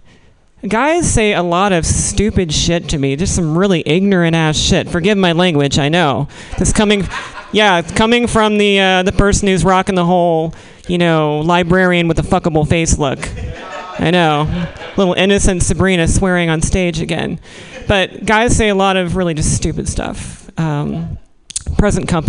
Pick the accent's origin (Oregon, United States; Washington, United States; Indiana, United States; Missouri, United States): Missouri, United States; moved away; I was born in Missouri